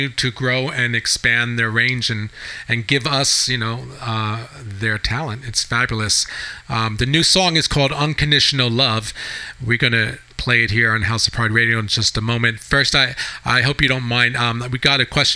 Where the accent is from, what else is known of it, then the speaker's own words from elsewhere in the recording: Long Island, Suffolk County, New York, United States; now in San Francisco, United States; being a New Yorker